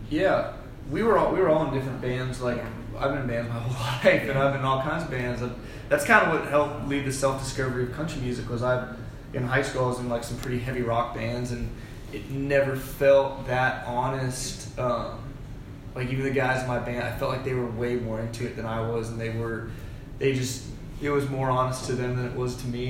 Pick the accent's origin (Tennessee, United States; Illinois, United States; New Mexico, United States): Tennessee, United States; Smyrna; also born or lived in Nashville, Tennessee; I grew up in Smyrna, Tennessee